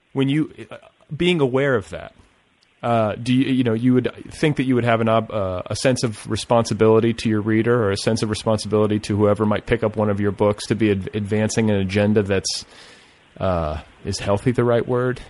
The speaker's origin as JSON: {"language": "English", "region": "Indiana", "country": "United States", "said": "I'm from Indiana"}